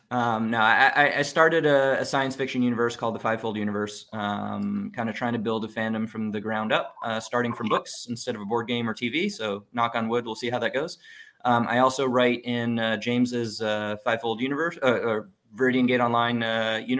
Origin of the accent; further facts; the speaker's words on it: Monaco; moved away; I grew up in Monaco.